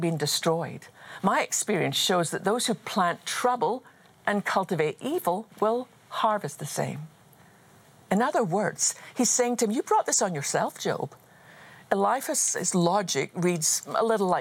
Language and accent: English; Scotland, United Kingdom; I was just a wee girl growing up in Scotland